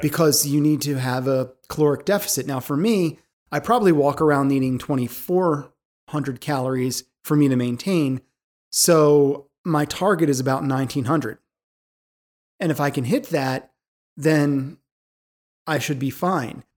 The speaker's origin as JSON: {"language": "English", "town": "Philadelphia", "region": "Pennsylvania", "country": "United States", "said": "I'm from Philadelphia. I drop Gs all the time."}